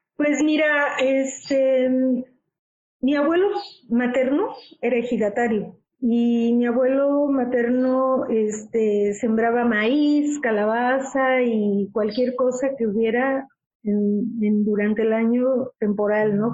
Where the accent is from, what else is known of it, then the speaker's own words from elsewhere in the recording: Mexico; como buen mexicano o latinoamericano